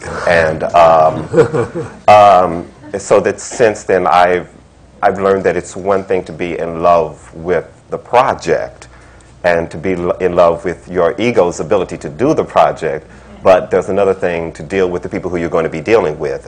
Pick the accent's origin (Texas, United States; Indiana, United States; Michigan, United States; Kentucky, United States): Kentucky, United States; Frankfort; moved away as an adult; also born or lived in California / Los Angeles; now in New York, United States; from Kentucky. I'm from Frankfort, Kentucky